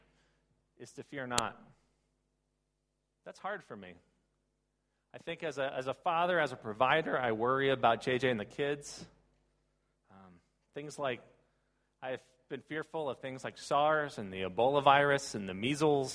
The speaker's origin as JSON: {"language": "English", "country": "United States", "said": "I come from the Baltimore, Washington, D.C. area."}